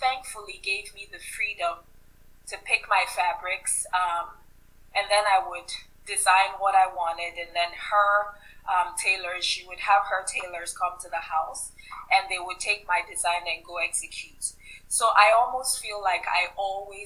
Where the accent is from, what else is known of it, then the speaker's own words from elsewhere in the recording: Ibadan, Oyo, Nigeria; moved away; growing up in Nigeria, we lived in the southwestern part, and in the city that I grew up in, Ibadan